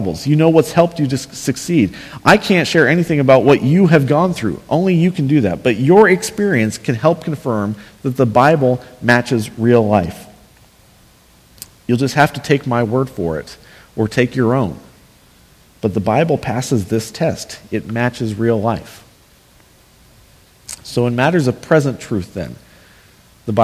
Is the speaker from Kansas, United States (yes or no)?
yes; Northwest Kansas, United States; where I grew up in Northwest Kansas, small towns that had football teams